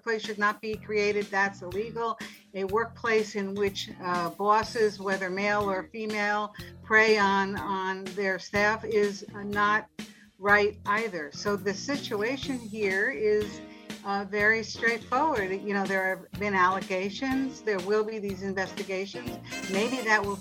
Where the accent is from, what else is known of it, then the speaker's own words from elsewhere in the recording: Chicago, Illinois, United States; I'm a Chicagoan